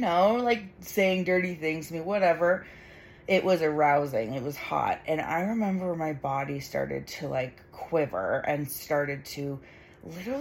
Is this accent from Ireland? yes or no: no; Canada; I'm Canadian